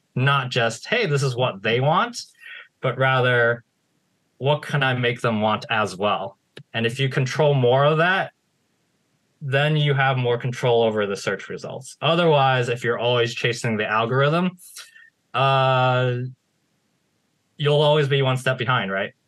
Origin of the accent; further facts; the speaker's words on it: United States; I was born in the United States